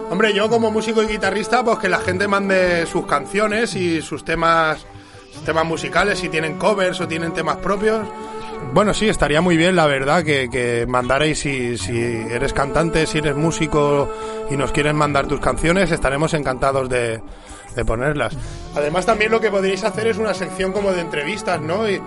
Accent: L'Hospitalet de Llobregat, Catalonia, Spain; Sí, sí, de toda la vida. Yo soy de ahí de Hospitalet, de la Torrasa

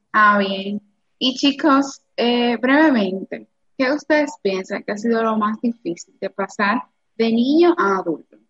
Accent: Cibao, Dominican Republic; also born or lived in Santo Domingo; aquí en mi, en mi pueblo

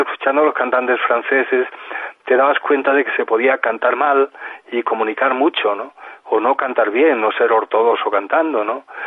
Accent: Mieres, Asturias, Spain; la única manera en Mieres, en mi pueblo, de, pues de participar en campeonatos

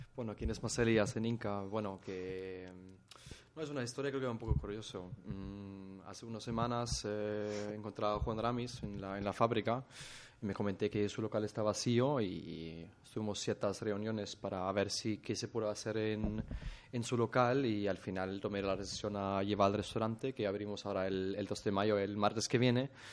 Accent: Germany; Spanish is a second language; moved away as an adult; now in Mallorca, Spain; vengo de Alemania

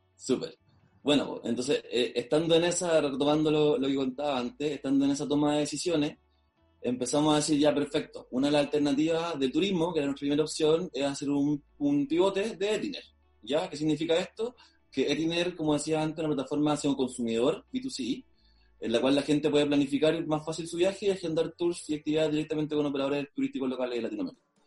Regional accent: Maule, Chile; nosotros los tres fundadores somos de la región del Maule, en Chile. ¿Ya? y somos los dos de Talca y uno de Linares.

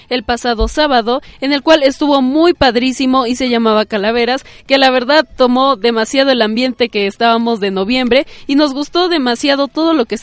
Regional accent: Mexico; somos bien mexicanos aquí

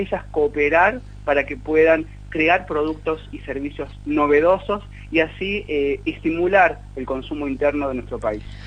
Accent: Argentina; estamos esperando como argentinos

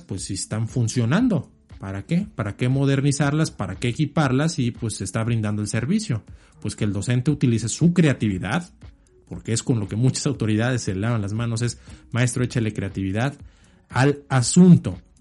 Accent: Mexico; como mexicanos

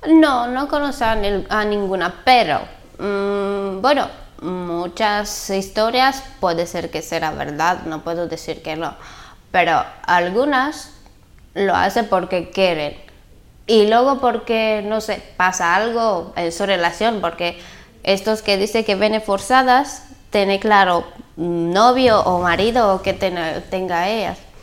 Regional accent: Bulgaria; Spanish is a second language; moved away as an adult; also born or lived in Valencia; tengo 22 años y soy de Bulgaria

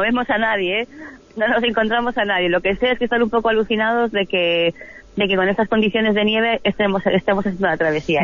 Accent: Spain; como españolas

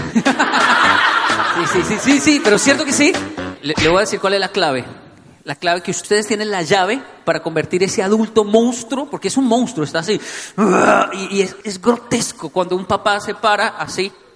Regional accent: Bogotá, Colombia; Crecí en Ciudad Bolívar, vi mucha violencia, vi muchas cosas que un niño no debería ver.

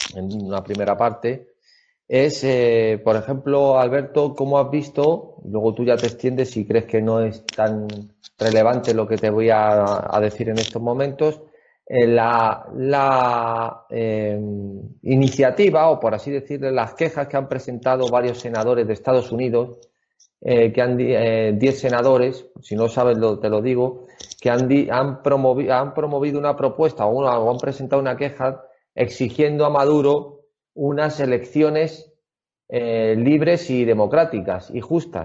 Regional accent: Spain; yo como español

